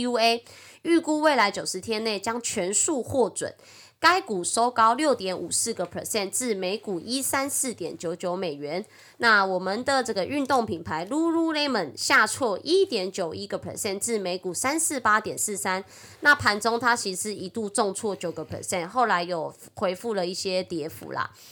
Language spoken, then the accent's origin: Chinese; Taiwan; accent: Taiwanese Mandarin; 我是台湾国语界最正的俏妞